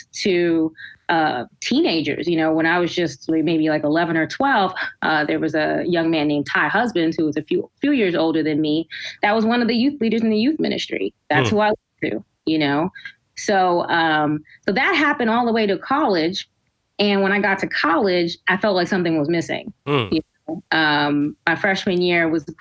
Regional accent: New Jersey, United States; also born or lived in Brooklyn, New York; I was born in Brooklyn, New York. So we started off there for a few years of my life. And then elementary school, we came over to New Jersey.

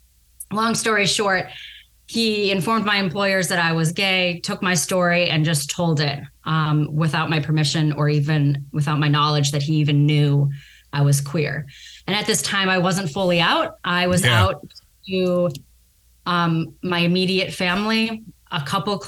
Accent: Chicago, Illinois, United States; moved away as an adult; now in California, United States; I grew up in Chicago, or suburbs of Chicago, rather, the west suburbs, DuPage County.

